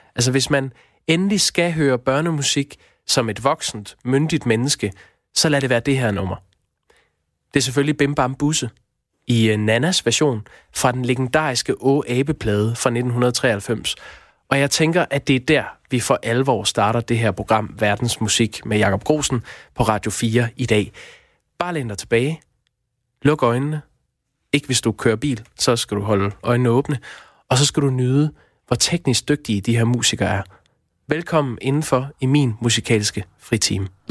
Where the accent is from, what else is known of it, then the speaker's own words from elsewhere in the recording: Aarhus, Central Denmark Region, Denmark; jeg er vokset op i Aarhus, og det fremgår måske nok.